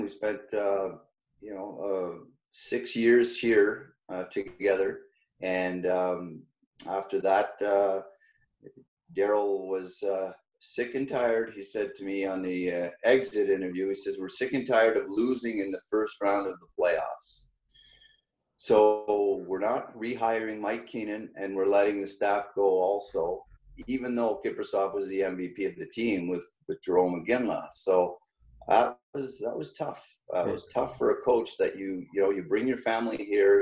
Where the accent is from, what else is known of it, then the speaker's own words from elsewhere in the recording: Sherbrooke, Quebec, Canada; also born or lived in Rochester, Minnesota; growing up in Sherbrooke, Sherbrooke is an English, pretty much an English speaking town. And, um, and I was born in Rochester, Minnesota also